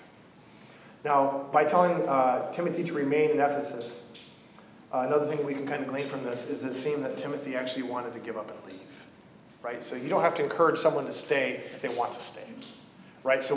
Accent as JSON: {"language": "English", "region": "Oregon", "country": "United States", "said": "I'm from Oregon"}